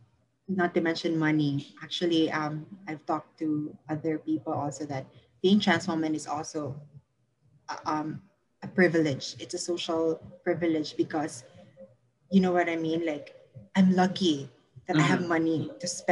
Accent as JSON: {"language": "English", "region": "Mindanao", "country": "Philippines", "also_born_or_lived": "Manila", "moved": "as an adult", "said": "I moved to college in uh-huh. Manila, because I am from Mindanao"}